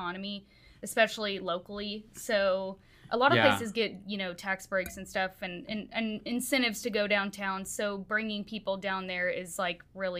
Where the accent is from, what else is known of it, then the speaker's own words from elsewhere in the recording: Houston, Texas, United States; I'm from Houston, and believe it or not, the fourth largest city in America used to be dead on the weekends.